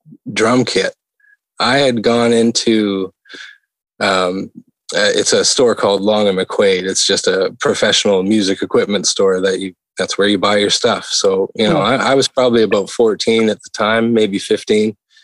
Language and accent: English; Western Canada, Canada; If people that are out here on the East will tell you the truth like I will, because I came from the West side of Canada, but that's the reality.